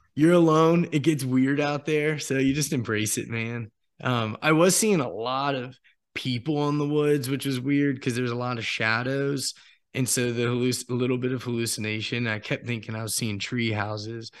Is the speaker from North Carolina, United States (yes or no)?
yes; Apex, North Carolina, United States; Apex, North Carolina